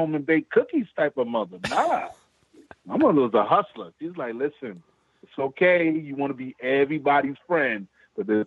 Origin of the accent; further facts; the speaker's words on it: New York City, New York, United States; I grew up in Queens, but my mom's lived in Harlem.